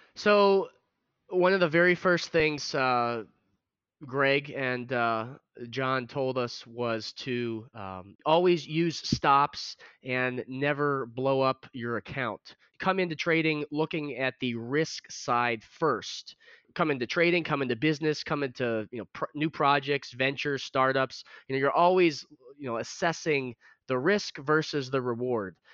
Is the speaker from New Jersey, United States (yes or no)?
no; Chicago, Illinois, United States; growing up in the Chicago area